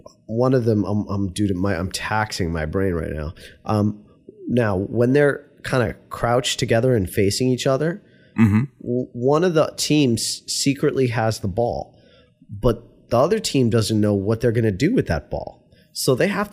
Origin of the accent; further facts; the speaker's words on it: New York, United States; moved away; also born or lived in Virginia; I was from New York